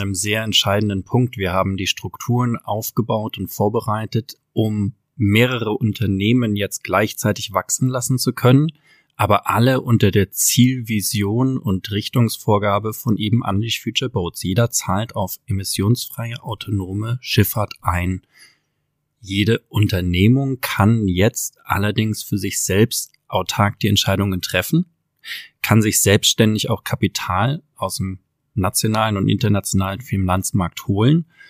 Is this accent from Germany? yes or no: yes; Southern Germany, Germany; in Norddeutschland, wo unser Herz zu Hause war als Süddeutsche